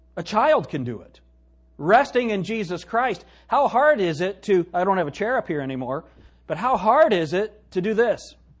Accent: United States; me right now as an American

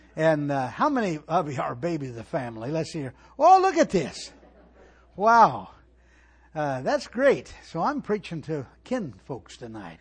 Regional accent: Shelby County, near Tawawa, Ohio, United States; I was born in Shelby County. Uh, out here on the Bradigan Farm, one mile from Tuawa

